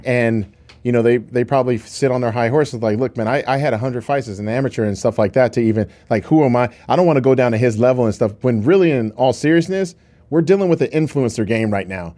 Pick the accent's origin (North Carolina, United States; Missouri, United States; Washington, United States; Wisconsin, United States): Washington, United States; Seattle; growing up in Seattle, Washington.